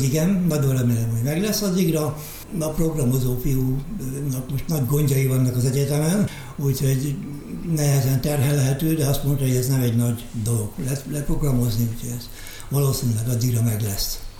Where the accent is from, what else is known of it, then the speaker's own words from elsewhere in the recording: Hungary; persze magyarok vagyunk